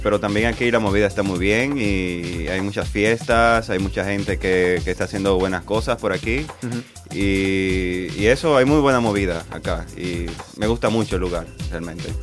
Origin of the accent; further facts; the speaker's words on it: Santo Domingo, Distrito Nacional, Dominican Republic; moved away as an adult; now in Barcelona, Spain; yo vengo de República Dominicana, de la ciudad de Santo Domingo, y ahí me inicié como DJ, como productor durante muchísimos años. Apenas tengo un mes acá en Barcelona